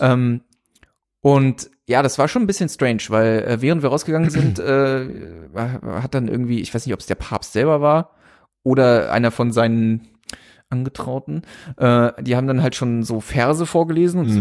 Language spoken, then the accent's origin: German; Germany; aus Deutschland